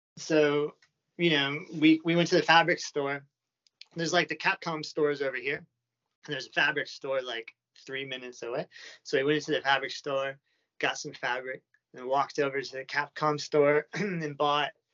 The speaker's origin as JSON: {"language": "English", "country": "United States", "tie": "born or raised there", "moved": "as an adult", "lives_now": "Japan", "said": "I was born in America and I've been living in Japan for like eight years now"}